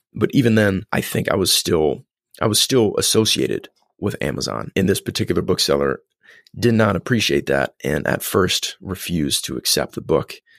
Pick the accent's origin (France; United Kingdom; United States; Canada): United States; Columbus, Indiana; grew up in Columbus, Indiana